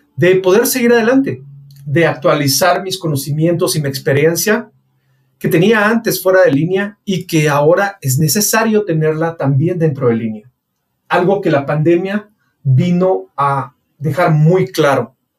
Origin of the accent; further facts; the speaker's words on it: Guatemala; mi país, Guatemala